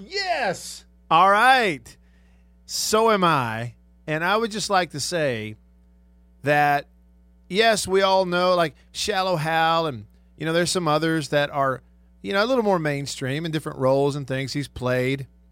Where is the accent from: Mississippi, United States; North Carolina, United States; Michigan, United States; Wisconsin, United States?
Mississippi, United States; Tupelo; in tupelo uh, my hometown north mississippi